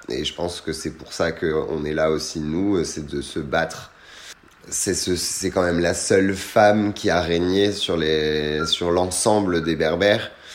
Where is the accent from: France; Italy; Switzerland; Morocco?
France; also born or lived in Tunisia; je ne voulais même pas dire que j'étais tunisien. C'était non, je suis français